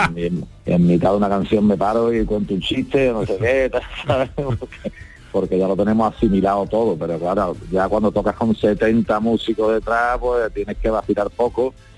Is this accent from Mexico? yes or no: no; Spain; yo me siento muy español